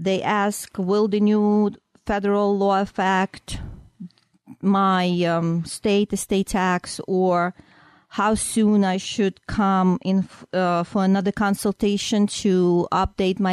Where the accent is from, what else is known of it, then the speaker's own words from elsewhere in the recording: Ukraine; moved away as an adult; now in United States; my home country, which is Ukraine, I have a master's degree as a teacher, math teacher